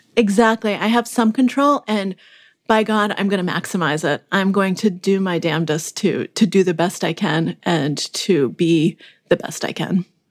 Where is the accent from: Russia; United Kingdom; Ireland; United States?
Russia; Moscow; moved away; I was born in Moscow when it was, uh, still the Soviet Union